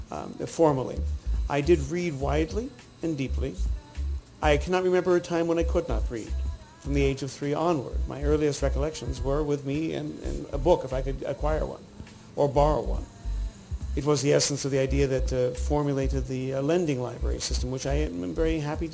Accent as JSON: {"language": "English", "town": "Boston", "region": "Massachusetts", "country": "United States", "tie": "born or raised there", "said": "forgive my bringing a criticism to my hometown of Boston"}